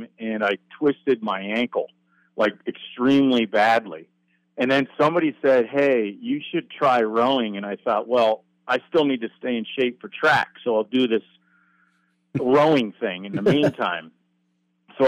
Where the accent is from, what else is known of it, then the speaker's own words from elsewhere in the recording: Vermont, United States; moved away as an adult; now in Oregon, United States; I'm from Vermont.